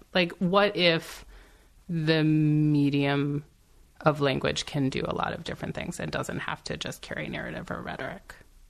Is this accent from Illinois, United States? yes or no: no; Silver Spring, Maryland, United States; Silver Spring, Maryland.